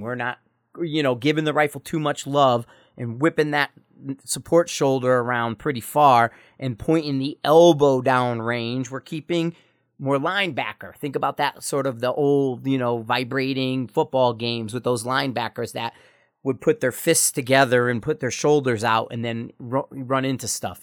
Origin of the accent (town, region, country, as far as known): United States